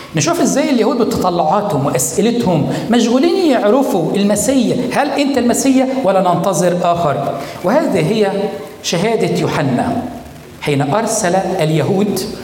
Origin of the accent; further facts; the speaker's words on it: Egypt; بلادنا مصر